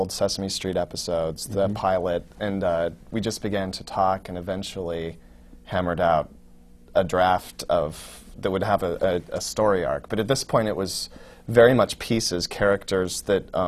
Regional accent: Oregon, United States; moved away as an adult; now in New York, United States; I grew up in Oregon.

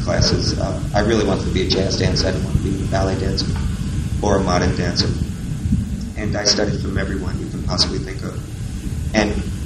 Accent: New York City, New York, United States; I was born in the Bronx

